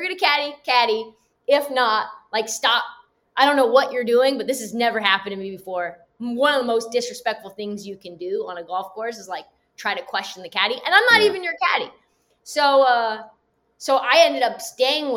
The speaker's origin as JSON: {"language": "English", "region": "West Coast", "country": "United States", "said": "I'm from the West Coast"}